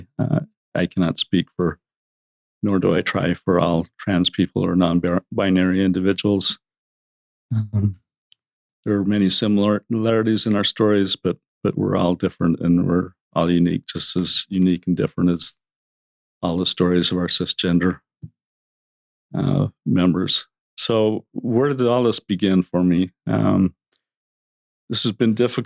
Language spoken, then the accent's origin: English; Orem, Utah, United States; I grew up in Orem.